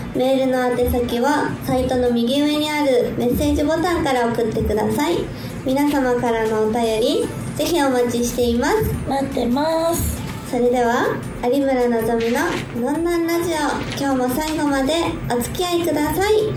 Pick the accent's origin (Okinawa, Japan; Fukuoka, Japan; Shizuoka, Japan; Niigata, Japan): Shizuoka, Japan; 静岡県出身